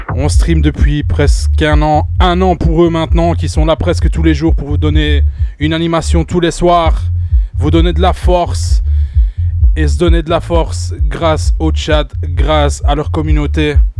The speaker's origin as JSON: {"language": "French", "country": "Belgium", "said": "je viens tout droit de la Belgique"}